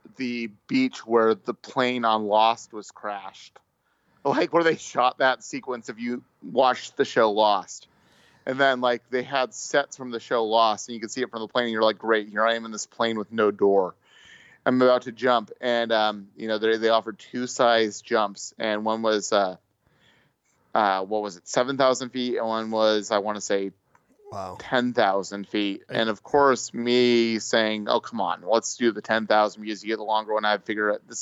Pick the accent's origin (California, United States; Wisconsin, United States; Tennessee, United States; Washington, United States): California, United States; moved away; I'm from California